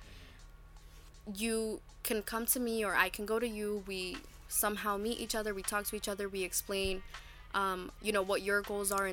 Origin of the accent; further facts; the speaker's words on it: Newark, New Jersey, United States; I grew up in Newark. I know what it's like to grow up in Newark.